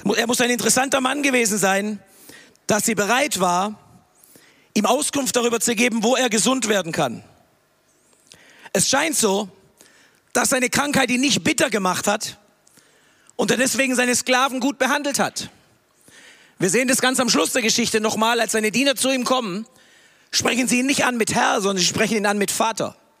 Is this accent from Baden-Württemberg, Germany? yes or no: yes; Tübingen, Baden-Württemberg, Germany; moved away as an adult; now in Peru; Ich bin hier in Tübingen aufgewachsen